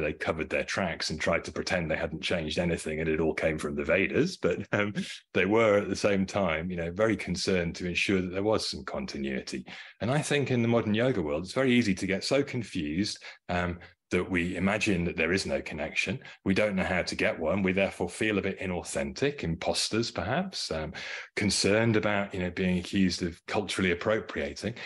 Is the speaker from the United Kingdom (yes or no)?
yes; United Kingdom; I grew up in the United Kingdom.